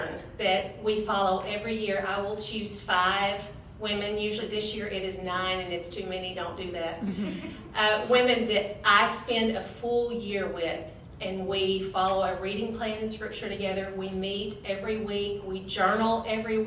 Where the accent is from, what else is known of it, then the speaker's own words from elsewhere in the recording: Lake City, Arkansas, United States; I grew up in Lake City, where there is no lake and it is in the city, and lived there my whole life.